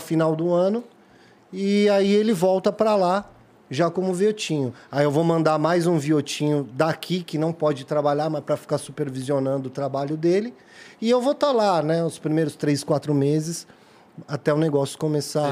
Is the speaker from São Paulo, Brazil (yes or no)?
yes; São Paulo, Brazil; nasci criado no Jardim Peri